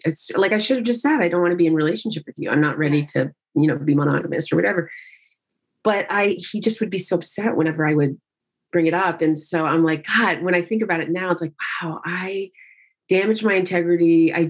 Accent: Central Connecticut, United States; now in Southern California, United States; I grew up in Central Connecticut

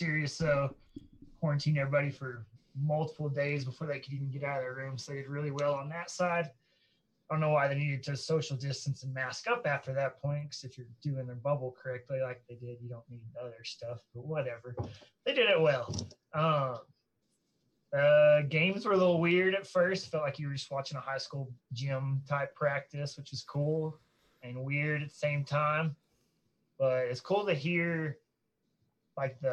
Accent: north of Dallas-Fort Worth area, Texas, United States; grew up north of Dallas-Fort Worth area

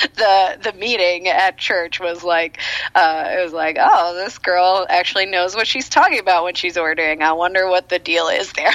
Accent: United States; as an American, a black American

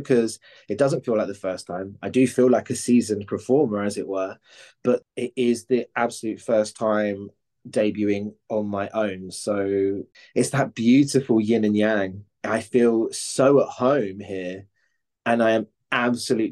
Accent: Cambridge, East of England, United Kingdom; now in London, United Kingdom; I grew up in Cambridge

